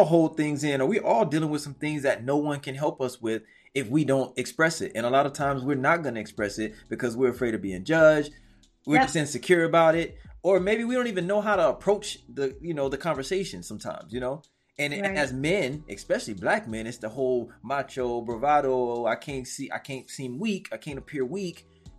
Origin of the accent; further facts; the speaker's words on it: Brooklyn, New York, United States; You know, I'm from Brooklyn, so.